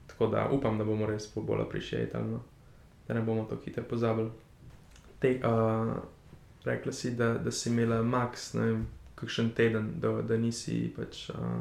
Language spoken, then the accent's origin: Slovenian; Slovenia; also born or lived in Berlin